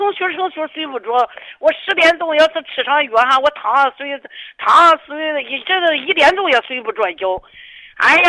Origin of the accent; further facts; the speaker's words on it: Yantai, Shandong, China; 我是烟台的